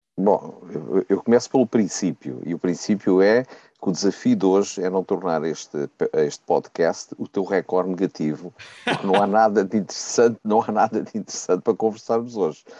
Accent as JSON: {"language": "Portuguese", "town": "Riachos", "region": "Centro", "country": "Portugal", "tie": "born or raised there", "said": "minha terra natal, que é o Riacho, ao pé de Torres Novas"}